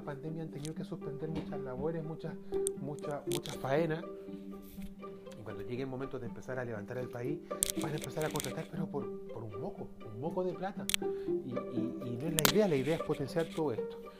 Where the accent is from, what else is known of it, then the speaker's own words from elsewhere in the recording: Chile; como pueblo chileno